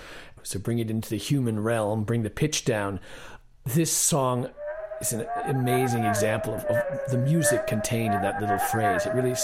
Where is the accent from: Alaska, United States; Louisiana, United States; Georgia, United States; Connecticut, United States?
Connecticut, United States; Well, I grew up in Connecticut, kind of in the suburban countryside